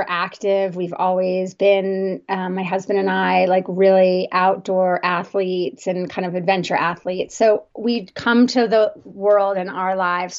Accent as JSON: {"language": "English", "region": "New Jersey", "country": "United States", "tie": "born or raised there", "said": "I grew up on the East Coast, New Jersey suburbs, very traditional growing up."}